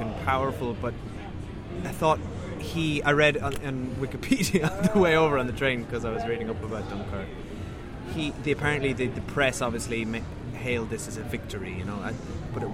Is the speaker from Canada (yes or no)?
no; Ireland; now in London, United Kingdom; the Irish